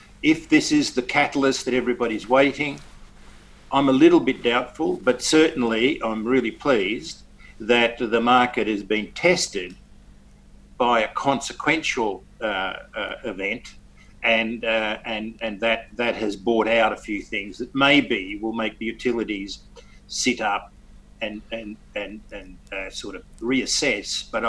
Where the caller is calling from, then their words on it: Perth, Western Australia, Australia; From Perth, at my house. We're all isolated in Perth, like everybody else.